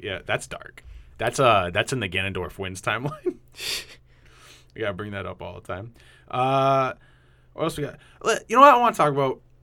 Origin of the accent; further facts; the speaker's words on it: New England, United States; accent: New England; my New England accent's coming out.